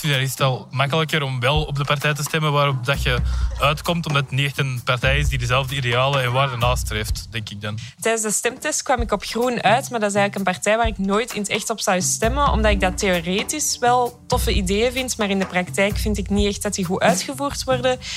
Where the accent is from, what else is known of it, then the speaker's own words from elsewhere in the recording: Leuven, Flemish Brabant, Belgium; Ik kom uit Leuven, wij zijn redelijk links.